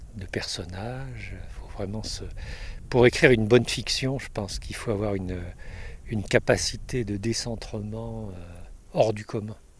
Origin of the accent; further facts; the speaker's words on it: Paris, Île-de-France, France; also born or lived in Monestier-de-Clermont; Je suis parisien, mais je vis la moitié de mon l'année à Monestier